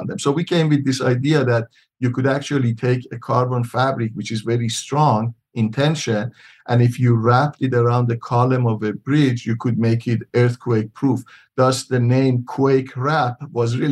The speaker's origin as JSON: {"language": "English", "country": "Iran", "also_born_or_lived": "Michigan, United States", "moved": "as an adult", "lives_now": "Tucson, United States", "said": "I'm originally from Iran. I came to U.S. after high school back in 1972"}